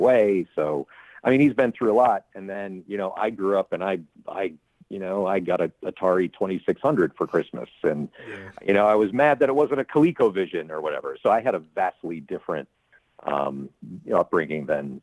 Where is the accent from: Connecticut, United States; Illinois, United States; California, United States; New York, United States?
Illinois, United States; Chicago; Born and raised in the Chicago suburbs and then moved to the city as a grown up